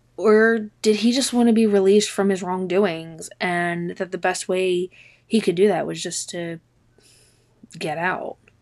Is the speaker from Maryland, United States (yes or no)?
yes; Maryland, United States; now in Delaware, United States; I grew up in Maryland, like, right across the border between Maryland and Delaware.